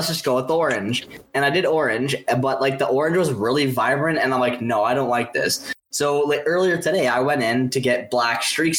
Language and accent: English; Canada; I am Canadian. I'm the only Canadian here.